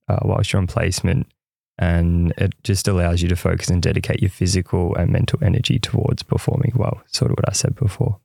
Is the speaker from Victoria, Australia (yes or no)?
yes; Ocean Grove, Victoria, Australia; I grew up in Ocean Grove, which is a coastal town around one and a half hours away from Melbourne.